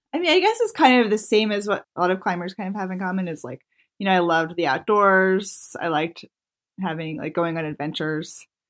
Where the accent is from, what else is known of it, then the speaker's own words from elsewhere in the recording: Maryland, United States; moved away as an adult; also born or lived in Yosemite; I grew up in Maryland